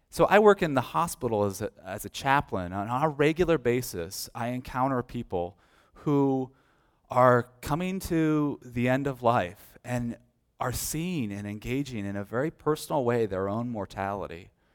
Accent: United States; As American Christians

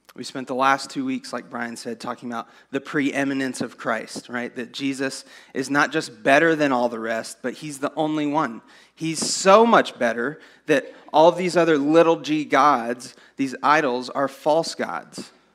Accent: San Angelo, Texas, United States; I grew up in San Angelo.

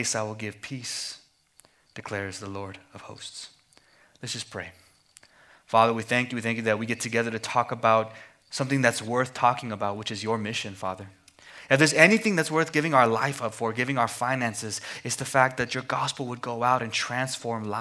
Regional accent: Amarillo, Texas, United States; moved away as an adult; also born or lived in Philadelphia; I was born and raised in Amarillo, Texas, but moved to Philadelphia to go to seminary

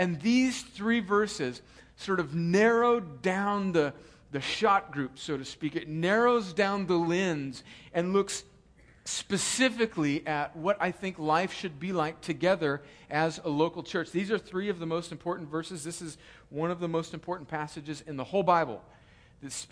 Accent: United States; I'm an American

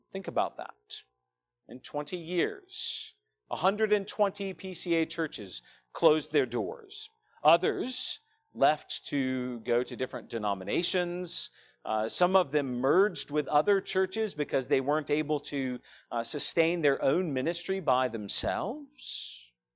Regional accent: Douglasville, Georgia, United States; moved away as an adult; I grew up here in Douglasville, just down the road.

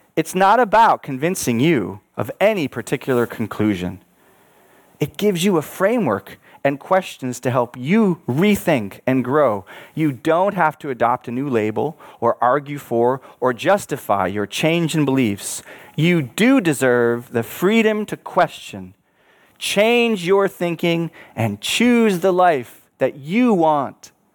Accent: Buffalo, New York, United States; I was born in Buffalo, New York, which sits on Lake Erie. My home had a view of the bridge

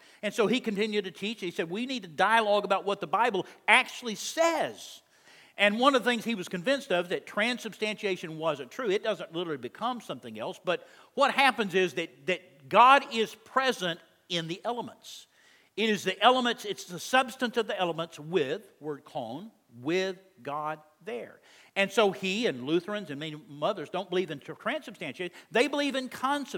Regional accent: Texas, United States; I'm from Texas

